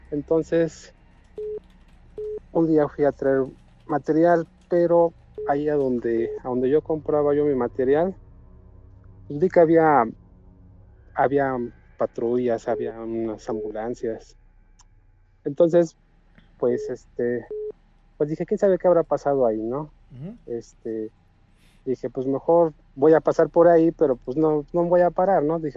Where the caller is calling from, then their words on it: Hidalgo, Mexico; De acá, del estado de Hidalgo.